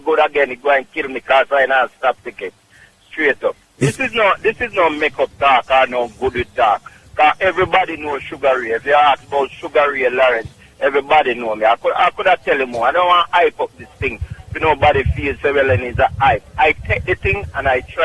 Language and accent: English; Clark's Town, Trelawny, Jamaica; now in Bronx, New York, United States; Clarkstown, Jamaica, Trelawney.